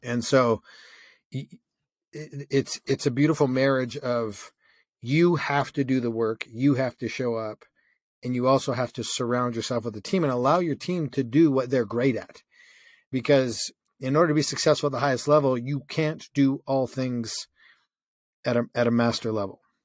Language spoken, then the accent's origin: English; Canada; I grew up in Canada and it's freezing cold.